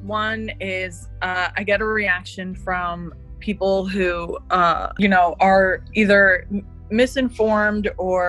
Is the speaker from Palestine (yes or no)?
yes; Palestine; So when I say I'm Palestinian or I'm from Palestine, they either are just confused and they say, what is that?